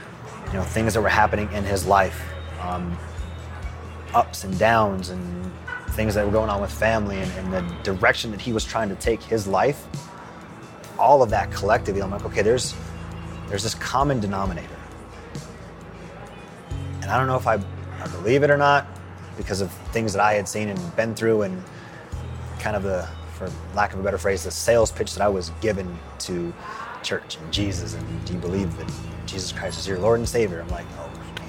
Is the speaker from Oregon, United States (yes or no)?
no; San Jose, California, United States; now in Denver, United States; I grew up in San Jose, California, South Bay Area. And I'm currently a sports performance coach in South Denver